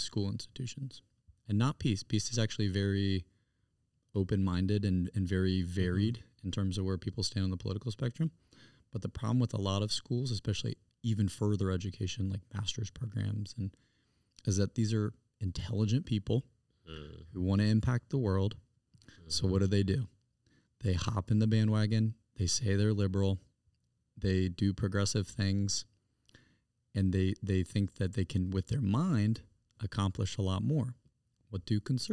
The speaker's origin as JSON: {"language": "English", "town": "Greenville", "region": "South Carolina", "country": "United States", "said": "I'm from Greenville, South Carolina."}